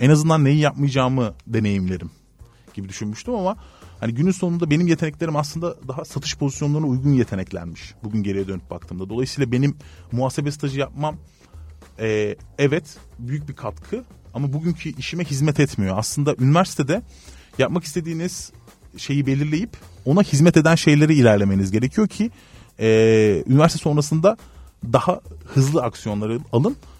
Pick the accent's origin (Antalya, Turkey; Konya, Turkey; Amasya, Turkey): Antalya, Turkey; also born or lived in Izmir; Ben Antalya'da büyüdüm